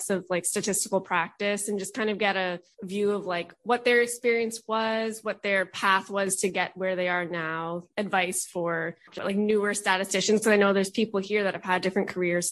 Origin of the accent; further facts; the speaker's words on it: East Coast of Canada, Canada; I'm from the East Coast of Canada